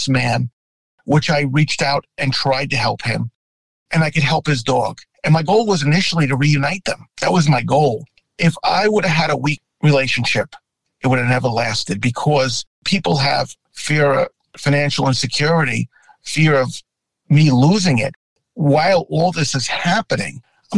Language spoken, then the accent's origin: English; New York City, New York, United States; I grew up in New York. And when you grow up in New York